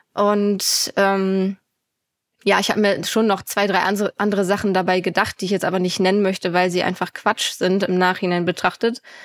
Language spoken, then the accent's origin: German; Lübeck, Schleswig-Holstein, Germany; Ich komme ja aus Lübeck und ich wohne auch immer noch